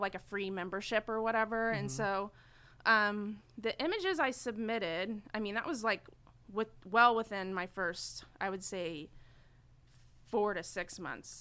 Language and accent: English; Enid, Oklahoma, United States; moved away as an adult; now in Oklahoma City, United States; I'm from Enid, Oklahoma. So it's like an hour and a half north of here. Mm-hmm. Um, I was born and raised there